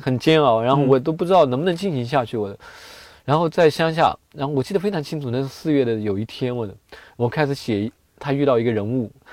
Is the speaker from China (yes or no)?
yes; China; 作为一个中国人